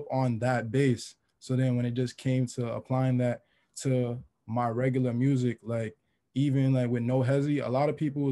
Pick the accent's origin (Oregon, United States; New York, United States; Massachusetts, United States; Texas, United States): New York, United States; New York City; I grew up in Queens since like I was born